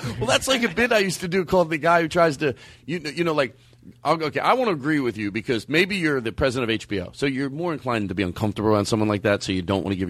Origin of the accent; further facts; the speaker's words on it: Philadelphia, Pennsylvania, United States; I'm from Philadelphia, actually.